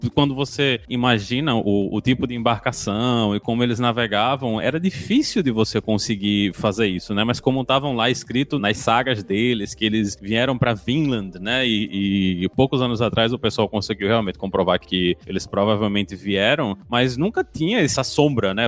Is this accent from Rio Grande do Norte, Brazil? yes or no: yes; Rio Grande do Norte, Brazil; eu sou do, do Rio Grande do Norte